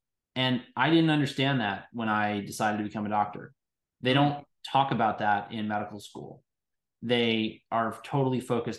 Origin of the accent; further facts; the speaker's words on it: New York City, New York, United States; born there; I was born in New York City in the Upper